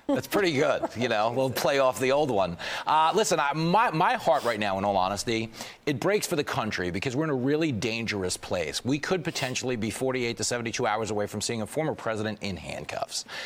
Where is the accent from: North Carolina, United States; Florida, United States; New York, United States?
New York, United States; New York City; as a New Yorker